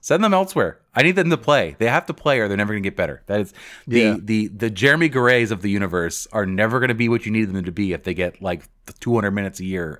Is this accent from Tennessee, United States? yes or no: no; Fredericksburg, Virginia, United States; I am also from Fredericksburg.